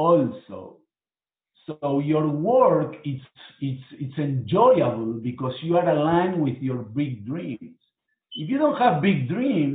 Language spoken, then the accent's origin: English; Buenos Aires, Argentina; moved away as an adult; now in Miami, United States; I was born in Argentina